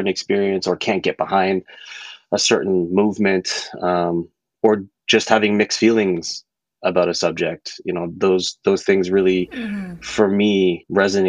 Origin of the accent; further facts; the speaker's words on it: Toronto, Ontario, Canada; I've never left Scarborough, but just moved further and further west in Scarborough